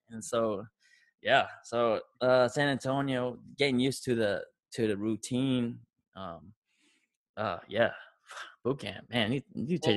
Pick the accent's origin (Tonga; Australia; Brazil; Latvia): Tonga; now in United States; you know, I came from Tonga.